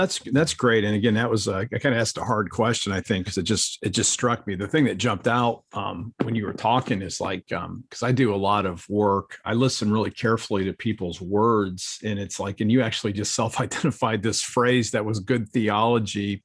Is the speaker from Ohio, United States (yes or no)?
yes; Akron, Ohio, United States; I'm from Akron, Ohio